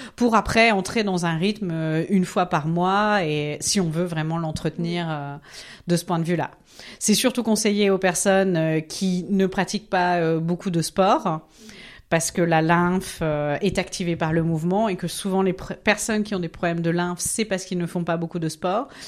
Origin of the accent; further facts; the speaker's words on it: Nancy, Grand Est, France; moved away as an adult; also born or lived in Strasbourg; now in Zurich, Switzerland; Je suis française, originaire de Nancy, mais j'ai vécu à Strasbourg